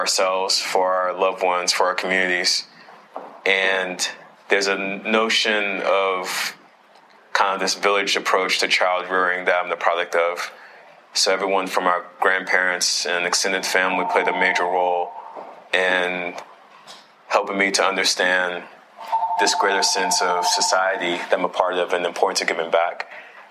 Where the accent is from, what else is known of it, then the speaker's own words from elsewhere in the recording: Beaufort, South Carolina, United States; I'm originally from Beaufort, South Carolina. Both sides of my family are from Beaufort.